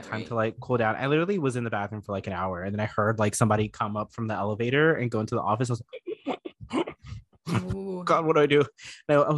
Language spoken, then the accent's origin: English; Florida, United States; moved away; I was from Florida